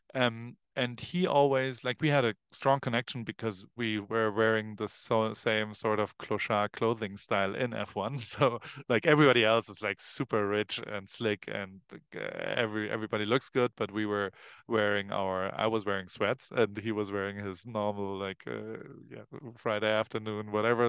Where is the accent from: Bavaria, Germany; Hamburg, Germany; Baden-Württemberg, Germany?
Hamburg, Germany; born or raised there; now in Los Angeles, United States